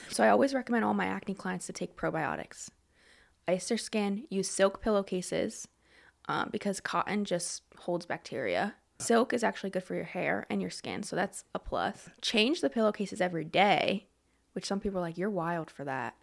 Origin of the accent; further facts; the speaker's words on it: Lebanon, Pennsylvania, United States; I grew up in Lebanon. I went to Lebanon High, everything like that, and good old Lebanon